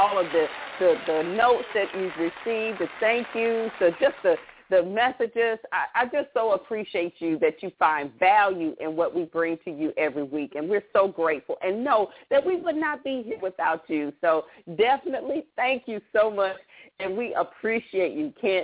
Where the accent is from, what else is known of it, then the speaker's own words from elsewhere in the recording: the American South, Southern United States, United States; I'm a Southern Belle